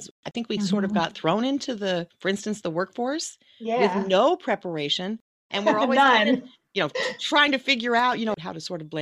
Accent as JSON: {"language": "English", "region": "Texas", "country": "United States", "tie": "born or raised there", "said": "I was raised in Texas"}